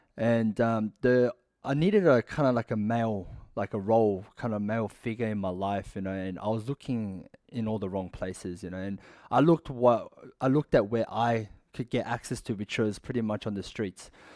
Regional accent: Sydney, New South Wales, Australia; I was born and raised in Sydney.

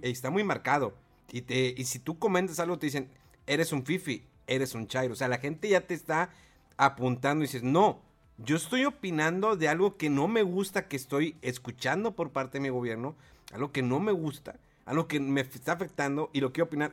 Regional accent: Mexico

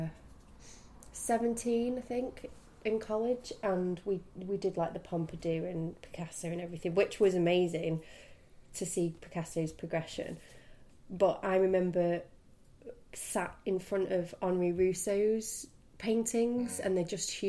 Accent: Manchester, North West England, United Kingdom; moved away as an adult; now in New York, United States; I grew up in Manchester.

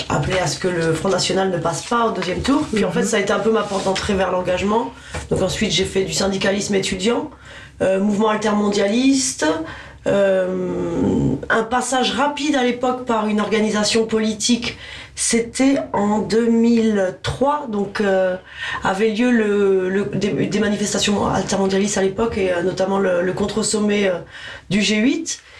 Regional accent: Toulouse, Occitania, France; moved away as an adult; also born or lived in Dijon / Paris region; now in Paris, France; il y a marqué euh, Dijon sur ma fiche Wikipédia, mais j'y suis restée six mois. Je suis plus toulousaine que ah, Vous êtes toulousaine Oui j'ai grandi à Toulouse.

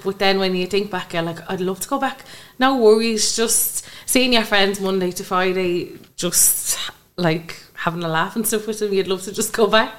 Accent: Kilmore, Ireland; I come from Kilmore

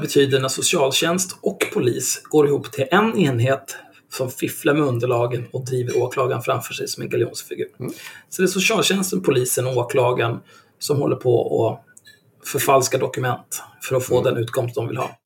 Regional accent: Stockholm, Stockholm County, Sweden; redan när jag kom dit så var jag en dryg stockholmare

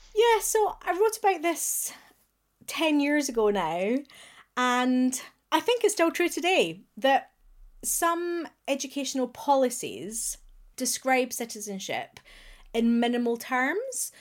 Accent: Glasgow, Scotland, United Kingdom; accent: Glaswegian; as a proud Glaswegian, you will hear that I have retained my accent.

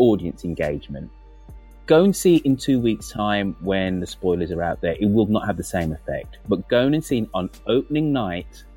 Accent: United Kingdom; being a British kid in the 1970s

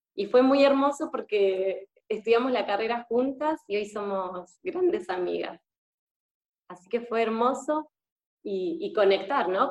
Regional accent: Argentina; moved away as an adult; now in Spain; soy argentina y actualmente estoy viviendo en España. Ya hace un año y medio

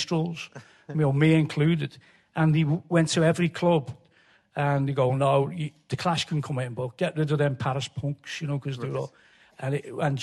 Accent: Liverpool, North West England, United Kingdom; I'm from Liverpool.

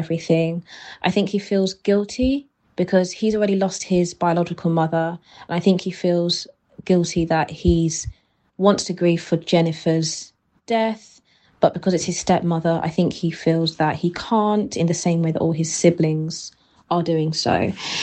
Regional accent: Kent, South East England, United Kingdom; I'm from Kent

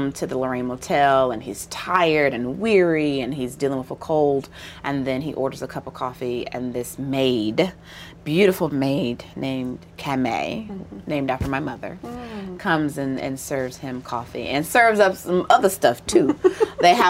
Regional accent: Memphis, Tennessee, United States; From Memphis, born and raised

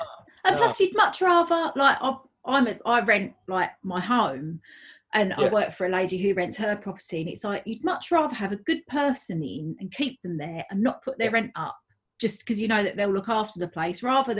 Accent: Basildon, East of England, United Kingdom; now in South Woodford, United Kingdom; I'm from Basildon.

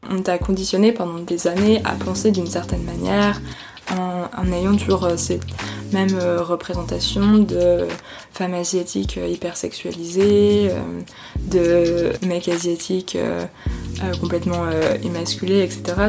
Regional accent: Haute-Savoie, Auvergne-Rhône-Alpes, France; Je suis née en Haute-Savoie

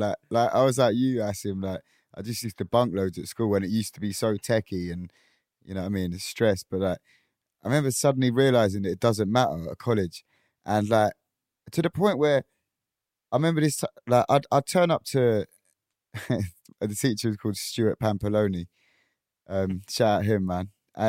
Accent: Chessington, London, United Kingdom; Because I'm from Chesington, so no one was on it.

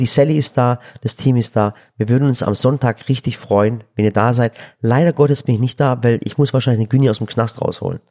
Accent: Germany; ich sehe mich doch auch als Deutscher. Ich bin hier auch geboren.

